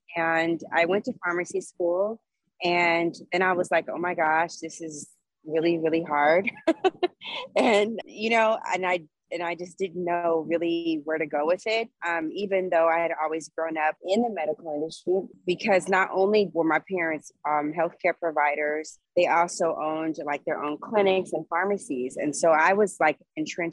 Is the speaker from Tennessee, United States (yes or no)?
no; Los Angeles, California, United States; moved away as an adult; also born or lived in New Orleans, Louisiana; I was born and raised here. I'm a native